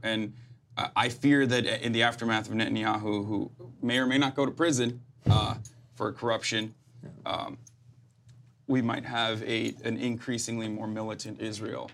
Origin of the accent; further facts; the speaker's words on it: Turkey; moved away as an adult; now in United States; I grew up in Turkey